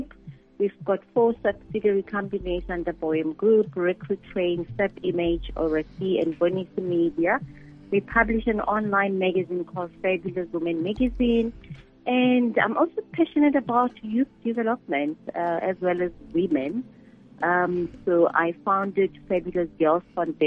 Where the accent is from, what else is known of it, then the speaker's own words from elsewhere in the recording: Soshanguve, Gauteng, South Africa; moved away; I grew up in Block L and parents moved to Block BB.